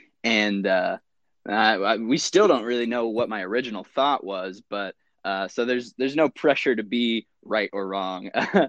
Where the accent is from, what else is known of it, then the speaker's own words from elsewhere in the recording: Midwest, United States; I'm from the Midwest and I've never gone any farther west than Chicago.